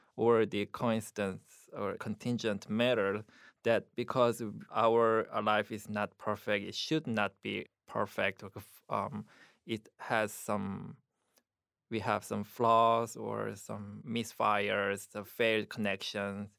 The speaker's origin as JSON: {"language": "English", "country": "South Korea", "tie": "born or raised there", "also_born_or_lived": "Buffalo, United States", "second_language": "English", "moved": "as an adult", "lives_now": "United States", "said": "my Korean life in Korea"}